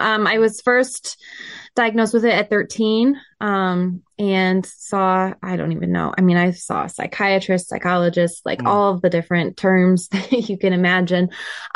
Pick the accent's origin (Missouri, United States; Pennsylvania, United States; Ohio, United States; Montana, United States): Montana, United States; Billings; moved away as an adult; also born or lived in Missoula, Montana; now in Michigan, United States; So I was born and raised in Billings. It's just the largest city in Montana.